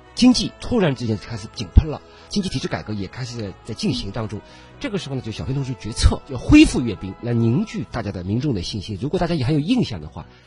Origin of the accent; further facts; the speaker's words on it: China; 我们中国人